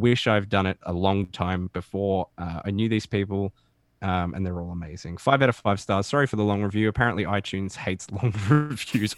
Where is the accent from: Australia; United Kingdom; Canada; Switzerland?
Australia